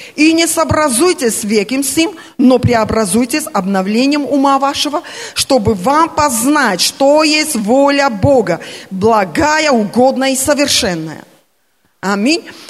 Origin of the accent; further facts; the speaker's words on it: Armenia; Russian is a second language; я армянка